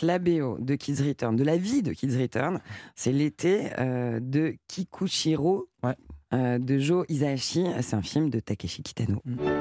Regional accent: France; à Paris, chez nous, en France.

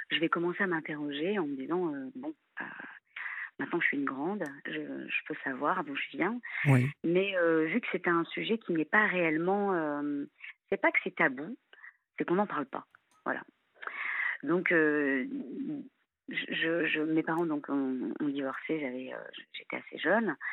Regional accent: France; also born or lived in India; je nais en Inde, donc je suis née en Inde.

